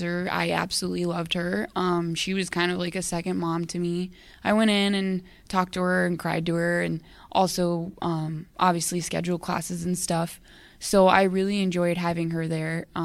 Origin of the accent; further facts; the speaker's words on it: Arizona, United States; moved away as an adult; I'm from Arizona, so I came 1,200 miles away